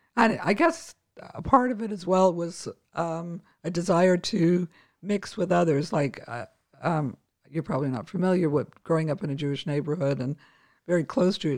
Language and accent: English; Winnipeg, Manitoba, Canada; moved away; I grew up in Winnipeg, Canada